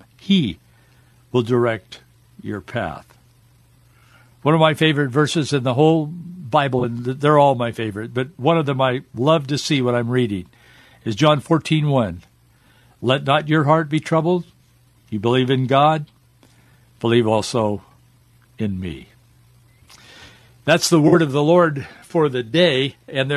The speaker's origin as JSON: {"language": "English", "country": "United States", "tie": "born or raised there", "said": "I grew up in America"}